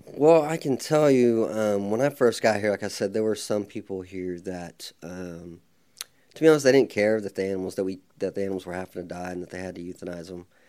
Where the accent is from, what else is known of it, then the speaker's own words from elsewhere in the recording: Midwest City, Oklahoma, United States; I was born in Oklahoma City, then we moved to Midwest City when I was probably two or three years old and been, uh, stayed there for the most time.